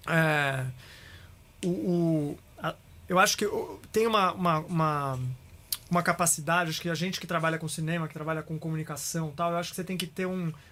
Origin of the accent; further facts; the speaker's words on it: Santos, São Paulo, Brazil; also born or lived in Araraquara; now in São Paulo, Brazil; Eu não nasci em Santos, eu nasci no interior de São Paulo.